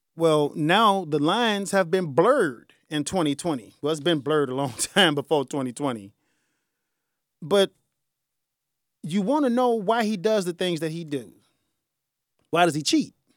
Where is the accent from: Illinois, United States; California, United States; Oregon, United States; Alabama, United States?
Illinois, United States; Chicago; I'm from the South Side